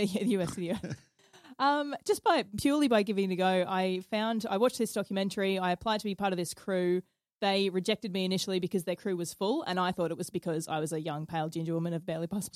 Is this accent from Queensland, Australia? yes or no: yes; Stanthorpe, Queensland, Australia; also born or lived in Toowoomba; I was born in Toowoomba, but lived in like lived and grew up in Stanthorpe my whole life. So a little country town, a bit southwest of Brisbane.